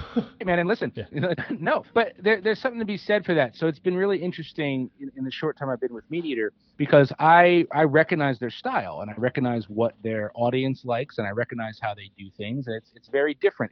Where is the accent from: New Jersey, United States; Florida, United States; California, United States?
New Jersey, United States; outside of Trenton; moved away as an adult; now in Pennsylvania, United States; I grew up outside of Trenton, New Jersey, and geographically that's right across the river from PA.